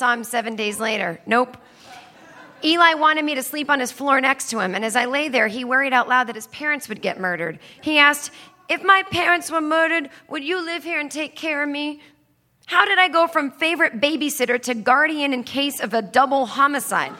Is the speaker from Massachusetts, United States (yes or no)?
yes; Needham, Massachusetts, United States; where I grew up in Needham, Massachusetts